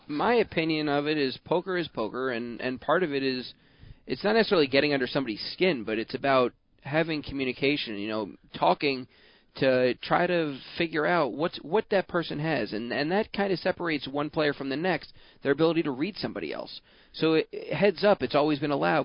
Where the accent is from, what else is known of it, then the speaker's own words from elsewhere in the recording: Baltimore, Maryland, United States; I grew up in Baltimore